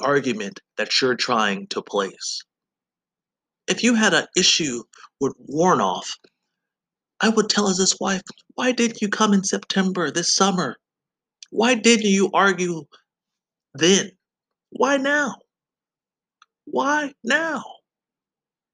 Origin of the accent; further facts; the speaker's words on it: Georgia, United States; moved away; I said, yes, I am from Georgia.